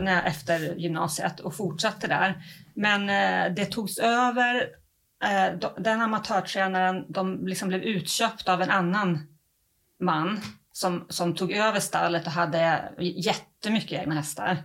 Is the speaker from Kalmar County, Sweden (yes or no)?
no; Uppsala, Uppsala County, Sweden; now in Halmstad, Sweden; Jag kommer egentligen inte från Halland och det hörs nog, jag kommer från Uppsala